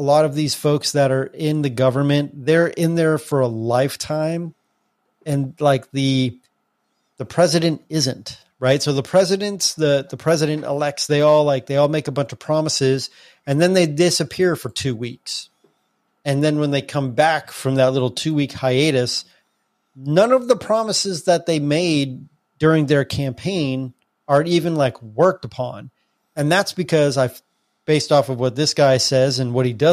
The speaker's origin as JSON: {"language": "English", "country": "United States", "tie": "born or raised there", "said": "we live in America, we grew up in America"}